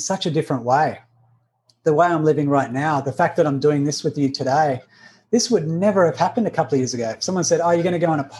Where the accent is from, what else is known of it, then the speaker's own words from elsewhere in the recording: Australia; accent: Australian; I'm Australian. You can hear the accent.